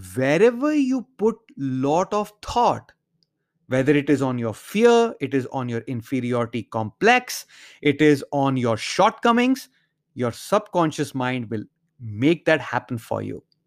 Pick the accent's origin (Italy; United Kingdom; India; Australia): India; growing up in India